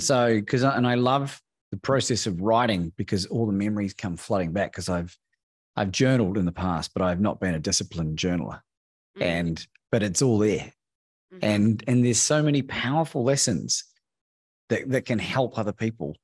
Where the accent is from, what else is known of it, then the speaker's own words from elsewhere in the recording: New Zealand; moved away as an adult; also born or lived in Australia; now in Mexico; In New Zealand. First 20 years, I've spent half my life in both countries